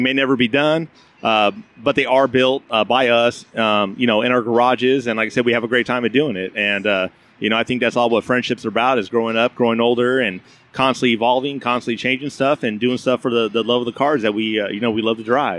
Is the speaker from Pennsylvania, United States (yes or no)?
no; Wildomar, California, United States; Wildomar, California.